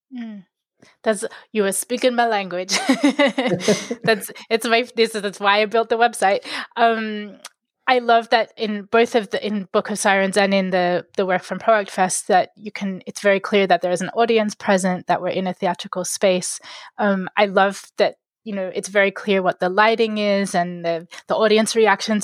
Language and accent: English; Sydney, New South Wales, Australia; I grew up in Sydney